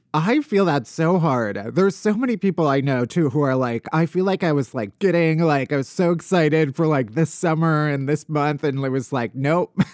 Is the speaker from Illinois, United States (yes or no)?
yes; outside of Chicago, Illinois, United States; moved away; also born or lived in New York; I'm also from the Midwest. I'm from outside of Chicago